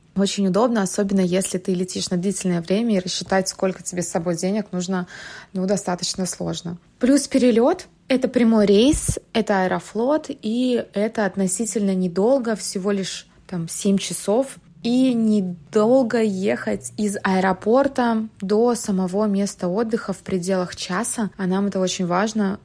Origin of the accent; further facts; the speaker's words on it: Moscow, Russia; Мы из Москвы